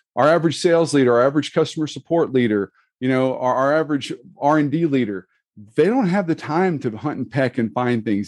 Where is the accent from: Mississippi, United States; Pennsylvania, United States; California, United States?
Mississippi, United States; I'm actually from Mississippi. My wife doesn't let me claim New Orleans, so, you know, I'm an hour, from an hour away.